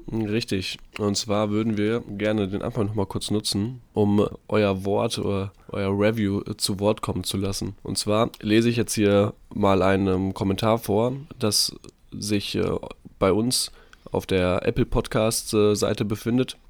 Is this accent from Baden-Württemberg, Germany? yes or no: no; North Rhine-Westphalia, Germany; moved away as an adult; also born or lived in Munich; Ich bin jetzt wieder in unserem schönen Elternhaus.